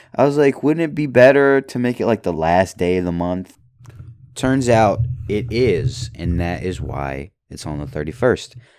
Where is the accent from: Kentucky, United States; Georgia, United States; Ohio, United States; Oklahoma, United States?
Kentucky, United States; Louisville; I was born in Kentucky, Louisville, Kentucky, and my family is rather Kentuckian.